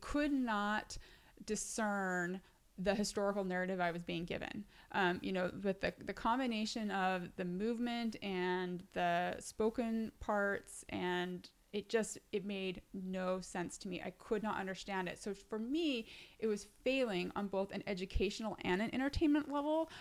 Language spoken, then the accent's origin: English; the West, United States; now in New York, United States; I was raised in the West